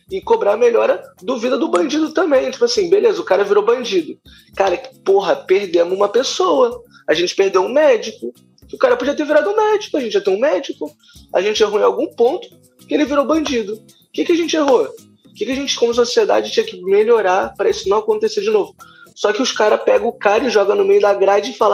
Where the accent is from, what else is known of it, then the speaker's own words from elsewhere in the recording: Rio de Janeiro, Brazil; eu sou de periferia, eu sou de favela do Rio de Janeiro.